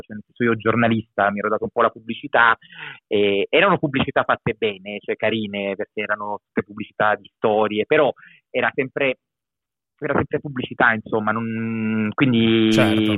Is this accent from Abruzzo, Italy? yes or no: yes; Abruzzo, Italy; moved away; also born or lived in Milan; Io sono nato in Abruzzo, in questo momento sto in Abruzzo